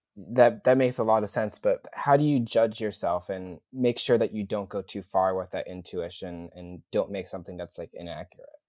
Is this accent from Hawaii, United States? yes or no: no; New York City, New York, United States; my hometown airport is pretty much LaGuardia